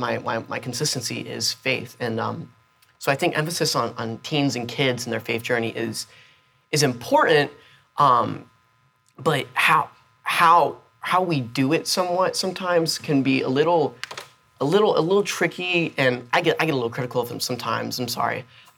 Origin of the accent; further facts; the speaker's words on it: Florida, United States; born there; You know, I was born in South Florida. I've lived in Tampa. I've lived in Georgia, but this is my home.